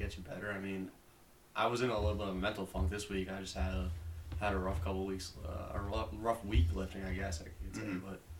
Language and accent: English; Plymouth, Massachusetts, United States; I'm from Plymouth, Massachusetts.